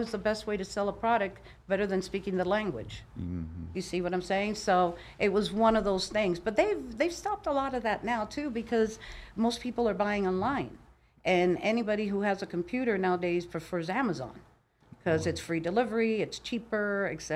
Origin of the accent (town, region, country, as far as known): Miami, Florida, United States; born or raised there; moved away as an adult; also born or lived in Cuba; now in Las Vegas, United States